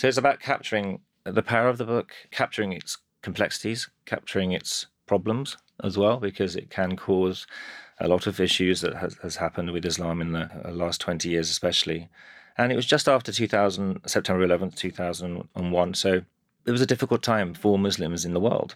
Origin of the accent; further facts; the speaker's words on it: Birmingham, West Midlands, United Kingdom; now in London, United Kingdom; I grew up in Birmingham